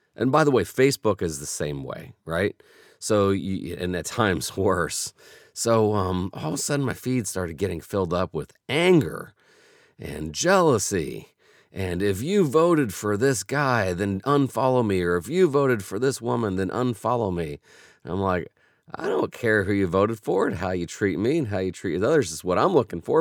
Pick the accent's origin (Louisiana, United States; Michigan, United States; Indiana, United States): Indiana, United States; Indianapolis; I was from Indianapolis